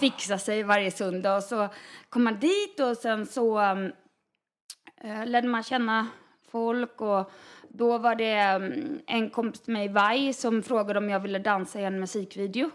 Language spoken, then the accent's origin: Swedish; Varberg, Halland County, Sweden; moved away; jag är från Varberg